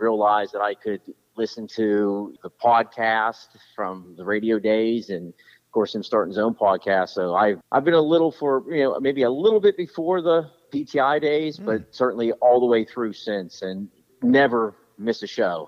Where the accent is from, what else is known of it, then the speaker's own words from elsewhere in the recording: Johnstown, Pennsylvania, United States; accent: Western PA twang; moved away as an adult; now in Delaware, United States; I'm from Johnstown, PA. It's an hour